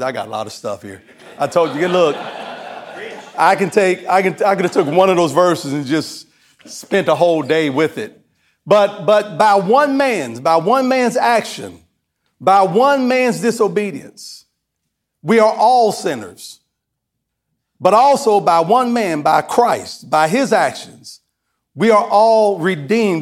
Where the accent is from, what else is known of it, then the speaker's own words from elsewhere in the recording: Kentucky, United States; I'm from Kentucky